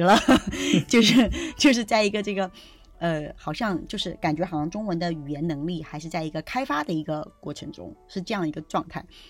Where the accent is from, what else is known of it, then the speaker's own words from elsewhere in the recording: China; 我们中国人